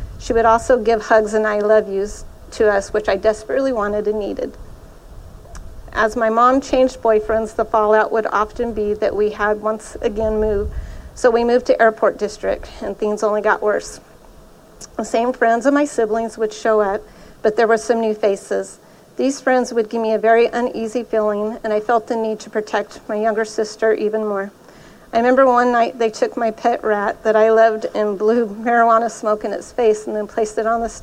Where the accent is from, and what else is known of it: Modesto, California, United States; born or raised there; also born or lived in Oakdale, California / Ceres, California